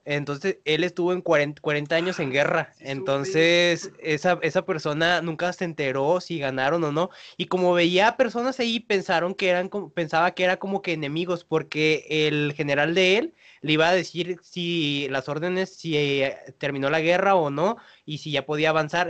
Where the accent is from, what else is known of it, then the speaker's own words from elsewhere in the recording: Mexico; acá en el español mexicano como lo escribimos